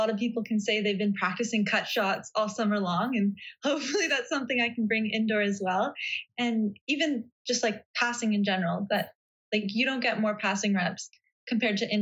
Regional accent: Vancouver, British Columbia, Canada; I'm from Vancouver

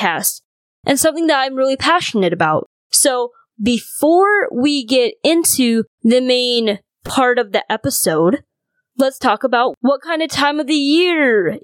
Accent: North Dakota, United States; also born or lived in China; I was born in China and grew up in North Dakota

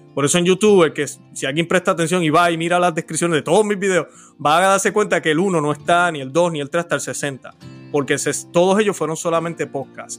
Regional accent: Puerto Rico; soy puertorriqueño, nací en la isla del encanto

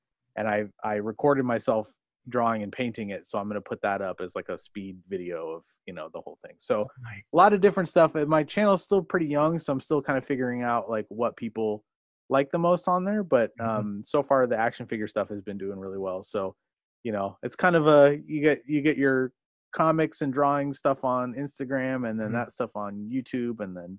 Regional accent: Beaverton, Oregon, United States; also born or lived in Seattle, Washington / Washington; I grew up primarily in Beaverton, Oregon

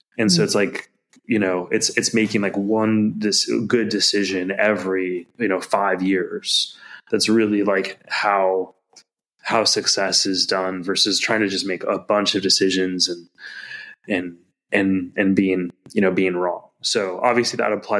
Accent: United States; As an American

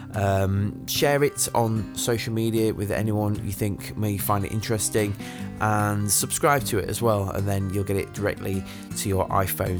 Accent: Sheffield, Yorkshire and the Humber, United Kingdom; my hometown of Sheffield

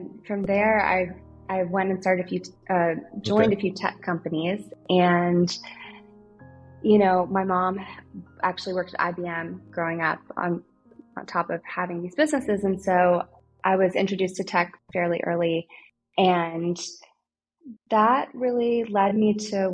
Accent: Kentucky, United States; moved away; I'm from Kentucky originally

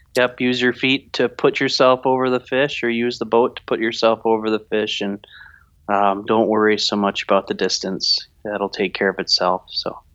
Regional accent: Grandville, Michigan, United States; I grew up in West Michigan, a little town called Granville

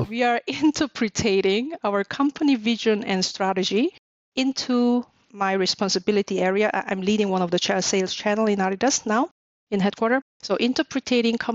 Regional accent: Seoul, South Korea; moved away as an adult; also born or lived in New York / Munich, Germany / Malaga, Spain; now in Germany; I'm South Korean, born and raised in Seoul

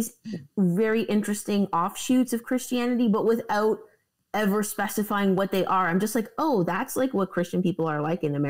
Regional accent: Canada; Even I'm Canadian, right?

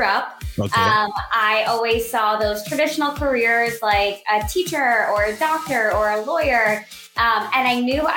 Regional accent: South Florida, United States; I grew up in South Florida, where there is one season all year long, summer

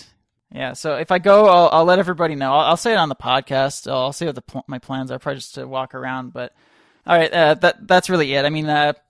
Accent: Canada; I'm Canadian, and I sort of live near Toronto, if you count 2 hours away as near.

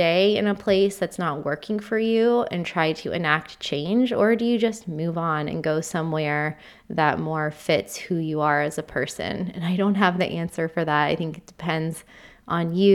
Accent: United States; moved away as an adult; now in United Kingdom; having been born and raised in the US

